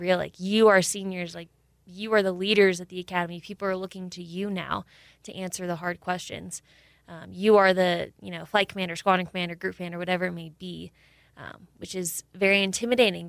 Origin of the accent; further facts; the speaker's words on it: Camarillo, California, United States; moved away; I'm from uh, Camarillo, California